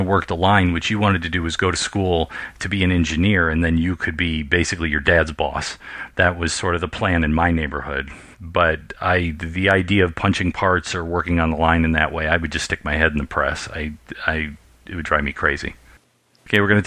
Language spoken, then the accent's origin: English; Detroit, Michigan, United States; moved away; growing up in Detroit